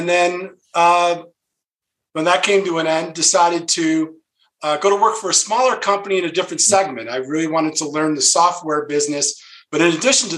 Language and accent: English; Rochester, New York, United States; I grew up in the Rochester area, in the Rochester, New York area